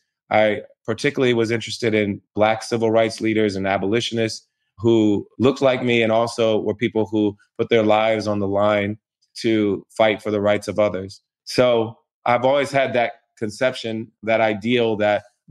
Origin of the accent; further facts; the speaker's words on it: Springfield, Ohio, United States; I grew up in Springfield, Ohio, a small city between Dayton and Columbus on I-70